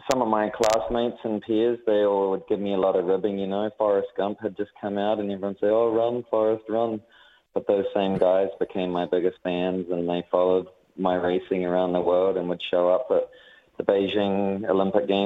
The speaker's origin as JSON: {"language": "English", "town": "Hutt", "region": "Wellington", "country": "New Zealand", "tie": "born or raised there", "said": "I I was a kid from the Hutt, but I really wanted to experience and see the world"}